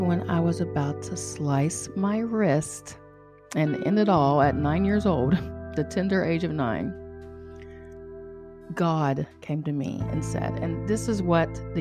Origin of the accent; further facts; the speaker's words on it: Charleston, West Virginia, United States; I'm from Charleston, West Virginia